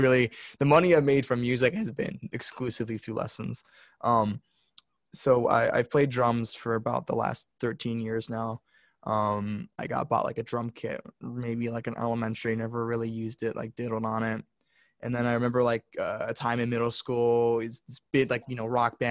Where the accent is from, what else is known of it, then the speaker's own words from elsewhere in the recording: Park Ridge, Illinois, United States; moved away as an adult; I went to high school in actually Illinois